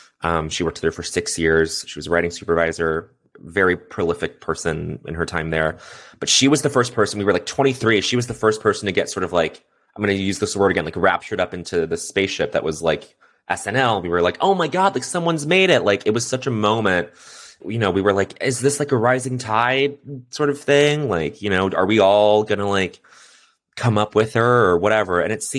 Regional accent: Quebec, Canada; yeah, I grew up in Quebec and I speak French.

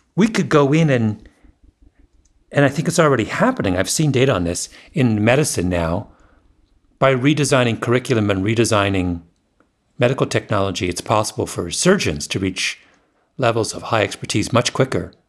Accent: Waterloo, Ontario, Canada; Waterloo, my hometown

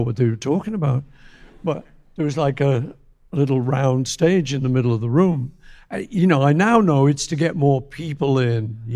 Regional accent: Liverpool, North West England, United Kingdom; growing up in Liverpool

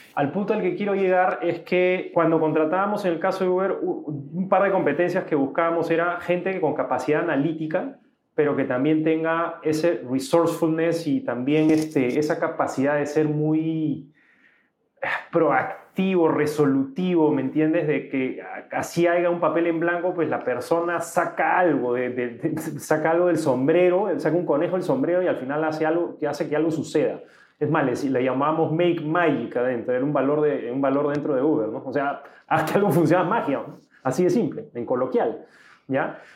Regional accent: Peru; also born or lived in Austin, Texas; yo comencé trabajando en un banco, un banco grande acá en mi país que se llamaba BCP

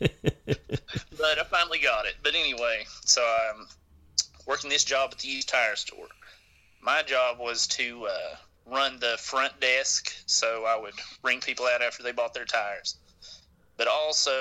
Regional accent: Burton Creek, eastern Kentucky, United States; we're both from Burton Creek

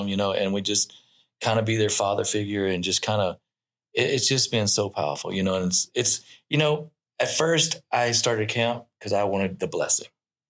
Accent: Louisiana, United States; I'm from Louisiana

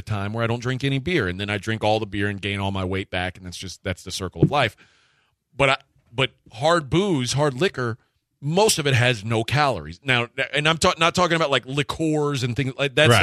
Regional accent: United States; I'm American

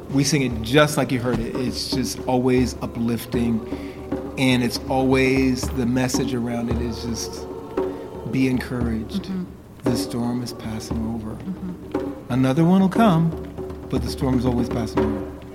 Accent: New York, United States; I grew up in New York, but my, my roots are in South Carolina. My parents are from South Carolina

